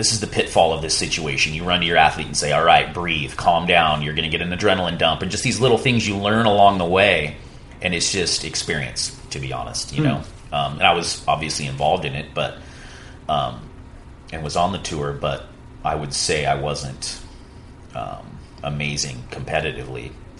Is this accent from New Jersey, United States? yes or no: no; Santa Cruz, California, United States; I came from Santa Cruz where no one was a pro surfer at the time, or at least a competitive surfer.